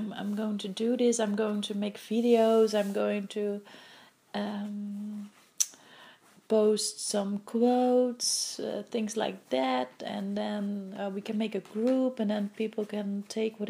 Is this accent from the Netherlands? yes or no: yes; Netherlands; English is a second language; moved away as an adult; now in Vancouver, Canada; I'm from Holland and my English is not really like it's basic, but it's not like that I can speak fluently English.